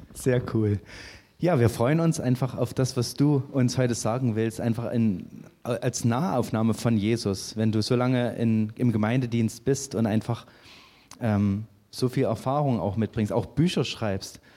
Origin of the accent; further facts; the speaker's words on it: Saxony, Germany; moved away; dass ich nicht von hier komme, weil ich komme aus Sachsen